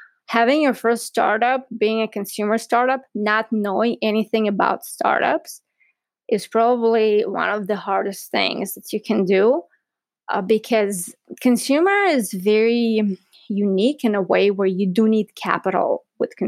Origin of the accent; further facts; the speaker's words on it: Southern District, Israel; also born or lived in Ukraine; So I was born in Ukraine. And when I was 5 years old, my family immigrated to Israel. And growing up in Israel, I lived in a small town in South Israel